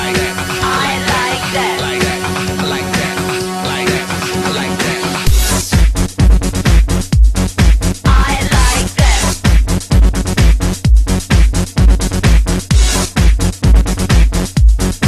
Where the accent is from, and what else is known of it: New Zealand; accent: Kiwi; now in Vancouver, Canada